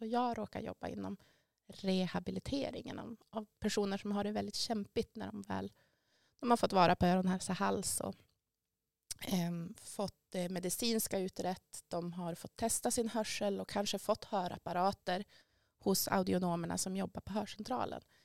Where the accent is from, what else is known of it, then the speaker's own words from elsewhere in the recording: Västerbotten County, Sweden; jag är ju från Västerbotten ursprungligen också